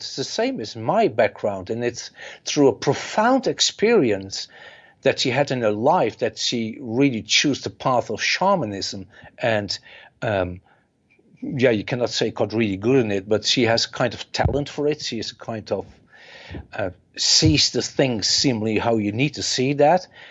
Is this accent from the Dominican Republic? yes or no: no; Netherlands; I'm from the Netherlands